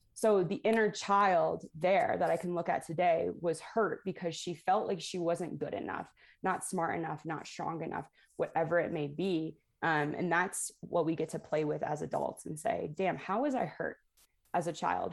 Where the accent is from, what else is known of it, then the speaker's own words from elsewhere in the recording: Toledo, Ohio, United States; I grew up in Toledo, Ohio